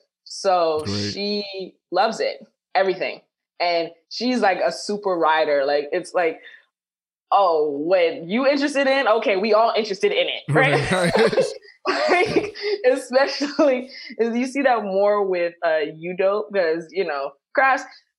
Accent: Jamaica; And it's just like, we're unpopular opinions. Like, and I'm Jamaican.

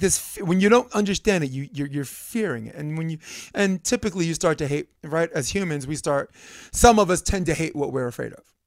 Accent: New York City, New York, United States; moved away; I grew up in Brooklyn where it's more of a macho

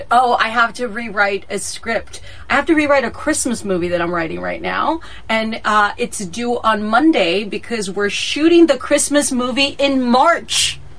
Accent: Texas, United States; moved away; I was born and raised in Texas. I love me some Texas. So, yes, even though I haven't lived in Texas in years, my family still lives there.

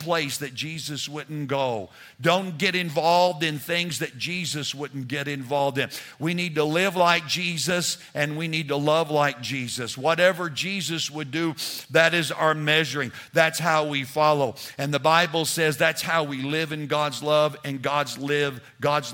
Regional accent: New Mexico, United States; moved away as an adult; also born or lived in Texas; We were raised in New Mexico.

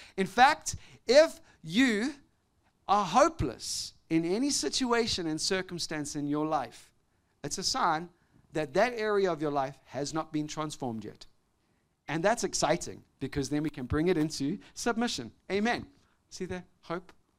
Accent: South Africa; growing up in South Africa when I was a young boy

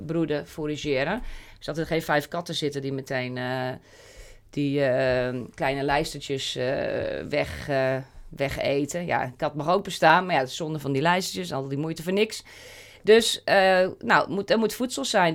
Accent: Wageningen, Gelderland, Netherlands; Wageningen, waar ik vandaan kom

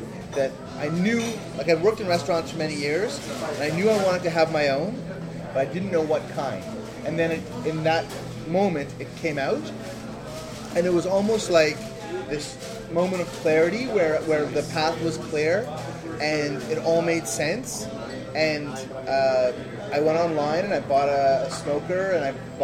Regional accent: Toronto, Ontario, Canada; I'm from here, and from Toronto. Grew up with the deli tradition downtown

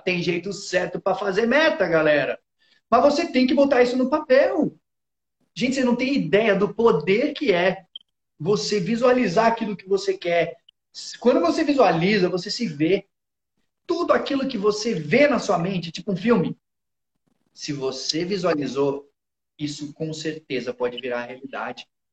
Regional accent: São Paulo, Brazil; moved away as an adult; Eu morei a vida toda em São Paulo

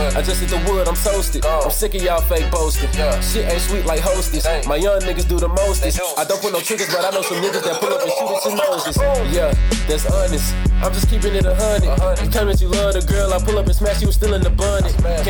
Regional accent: Memphis, Tennessee, United States; I'm from Memphis, nigga. Known to rep that shit like it's our own state.

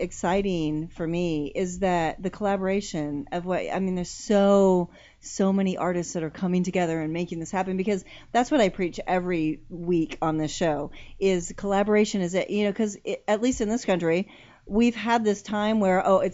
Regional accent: Humboldt, California, United States; I'm a hippie chick from Humboldt

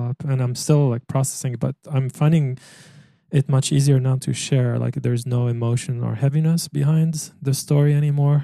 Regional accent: Egypt; moved away; also born or lived in France; growing up in Egypt

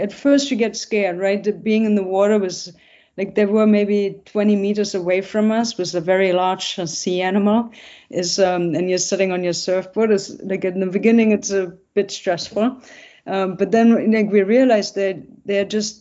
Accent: Essen, North Rhine-Westphalia, Germany; moved away; I'm from Essen, which is nearby Cologne and Düsseldorf

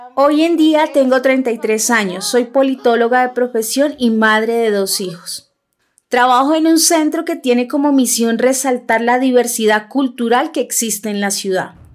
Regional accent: Bogotá, Colombia; first language Huitoto; Spanish is a second language; also born or lived in La Chorrera, Amazonas (ancestral origin); Nací en Bogotá, la capital, pero mi origen y el de mi familia está en un sitio llamado La Churrera, ubicado en el departamento del Amazonas, al sur de Colombia

